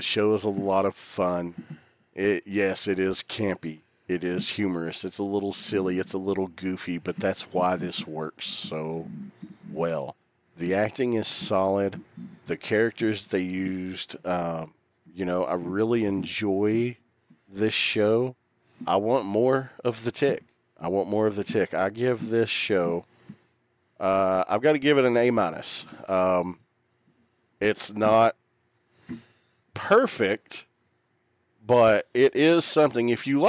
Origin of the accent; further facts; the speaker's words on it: the South, United States; accent: Southern; my dialect and accent has nothing to do with my lack of elegance, let me tell you.